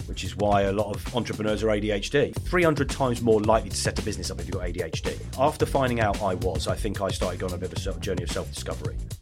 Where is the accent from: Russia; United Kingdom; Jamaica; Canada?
United Kingdom; Lichfield, West Midlands; also born or lived in Essex; Where I grew up. I grew up in the Midlands.